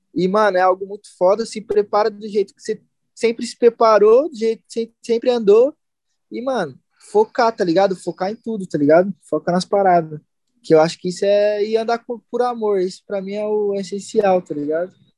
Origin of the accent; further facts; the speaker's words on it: Santo André, São Paulo, Brazil; eu também sempre andei com os par meus parceiros aqui de Santo André